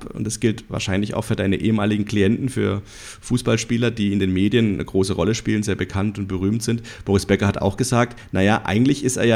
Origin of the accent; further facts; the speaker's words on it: Freiburg, Baden-Württemberg, Germany; Ich komme aus Freiburg und der erste Freiburg hat letzte Woche gegen den FC Bayern München gespielt.